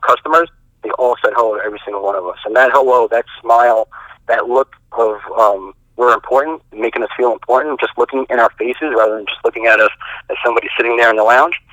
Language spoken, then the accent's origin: English; New York City, New York, United States; also born or lived in Staten Island, New York; I live on Staten Island, New York, but I'm from Brooklyn. Born and raised in Brooklyn.